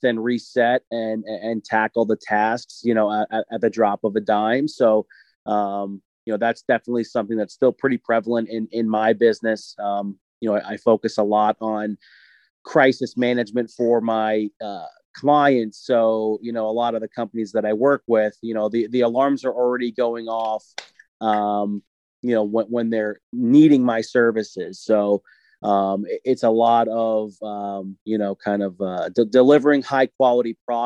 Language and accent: English; New York, United States; now in Tampa, United States; I'm originally from New York, but currently living here in sunny Tampa, Florida.